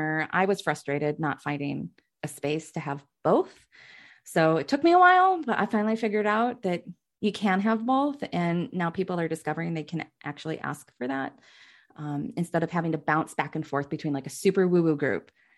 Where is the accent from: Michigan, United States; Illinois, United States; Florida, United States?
Michigan, United States; I'm half Asian and I grew up in Michigan